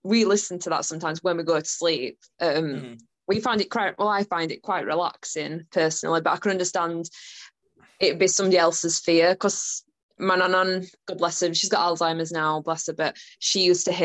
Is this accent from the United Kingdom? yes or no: yes; Yorkshire and the Humber, United Kingdom; I'm from Yorkshire